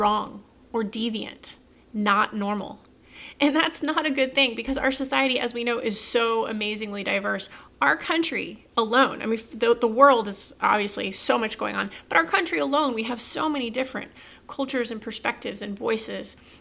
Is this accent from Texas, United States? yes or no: yes; Texas, United States; as a Texan